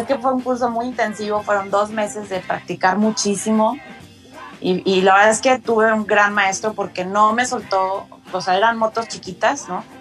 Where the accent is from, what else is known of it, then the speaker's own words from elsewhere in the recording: Monterrey, Nuevo León, Mexico; soy de Monterrey